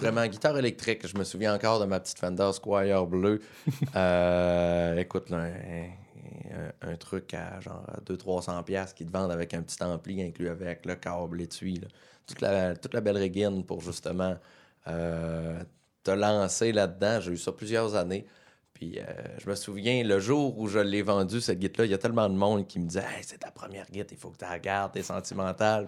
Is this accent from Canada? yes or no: yes; Quebec, Canada; régional, un vrai bleuet. Je suis né à Chipcha